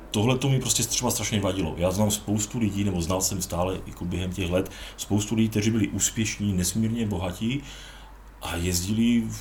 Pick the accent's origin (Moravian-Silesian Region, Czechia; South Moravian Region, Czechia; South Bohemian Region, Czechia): Moravian-Silesian Region, Czechia; Ostrava; Já si připadám, že jsem z Ostravy, takže máme takzvaný